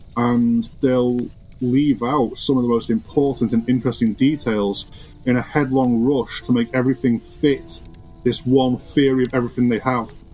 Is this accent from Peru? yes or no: no; Ormskirk, North West England, United Kingdom; also born or lived in Liverpool; I grew up in a town called Ormskirk. Born in Ormskirk Hospital, grew up in Ormskirk all my life